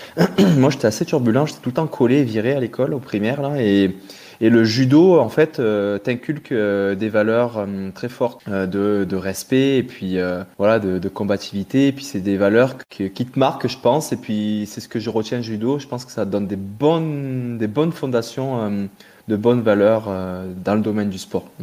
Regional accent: Guadeloupe, France; j'ai grandi, il faut savoir que j'ai grandi dans les Antilles, en Guadeloupe, où mes parents avaient eu le fou projet d'aller y monter un club de plongée dans les années 80.

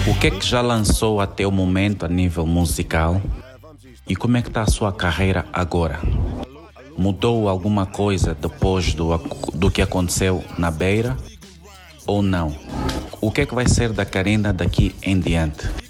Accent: Angola; also born or lived in Maputo, Mozambique; Não tenho dupla nacionalidade, nem sou moçambicano, sou angolano

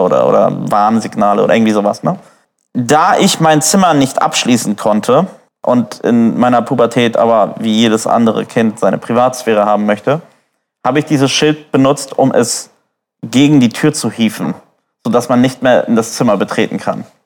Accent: Neumünster, Schleswig-Holstein, Germany; Tungdorfer Straße, Ecke Ilsal, äh, bin ich aufgewachsen in Neumünster

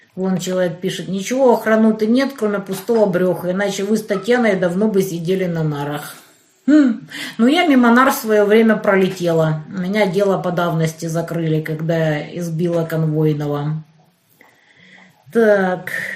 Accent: Kerch, Crimea, Ukraine; now in Donetsk, Ukraine; я из Кирчи

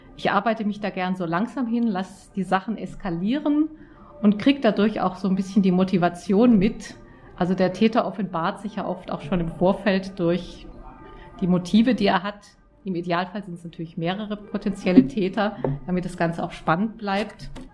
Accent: Auenwald, Baden-Württemberg, Germany; Ich komme aus Auenwald in der Nähe von Stuttgart ganz idyllischer Ort.

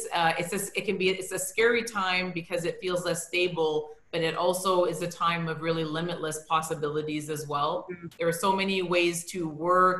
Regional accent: Toronto, Ontario, Canada; I was born and I grew up in Toronto

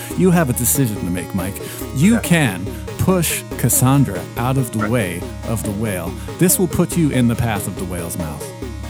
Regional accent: Aruba; I am from Aruba. I do not understand hectares.

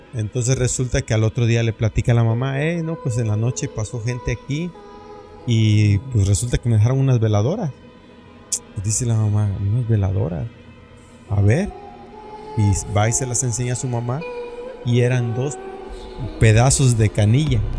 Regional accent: Mexico; also born or lived in Tabasco / Oaxaca; now in United States; estoy de Tabasco y de Oaxaca

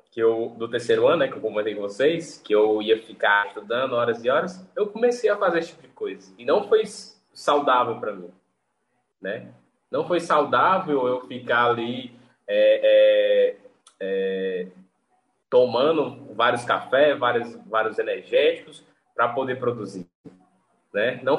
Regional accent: Fortaleza, Ceará, Brazil; Eu, eu sou aqui do Nordeste, aqui, né? Fortaleza, Ceará.

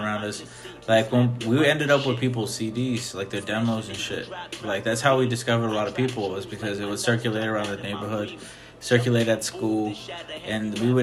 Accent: Pasco / Kennewick / Richland, Washington, United States; I was born in Pasco. I lived in Pasco when I was a younger kid. But then I lived in Kennewick a lot, too, and sometimes in Richland

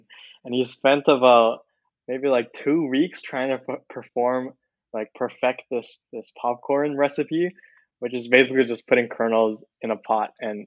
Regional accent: Vancouver, British Columbia, Canada; moved away as an adult; also born or lived in Philippines / Waterloo, Canada; now in Silicon Valley, United States; I was born in the Philippines, and then I moved to Vancouver, Canada, when I was in grade four

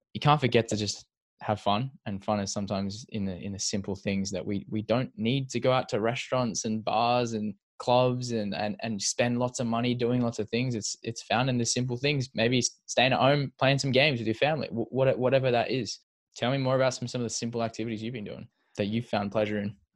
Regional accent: Perth, Western Australia, Australia; we grew up in Perth together

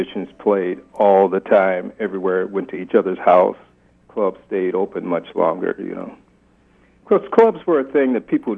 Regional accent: Kansas City, Missouri, United States; moved away; also born or lived in Denver; in the 50s, I came from Kansas City. When I got to Denver, that was the first time I had been around any white people.

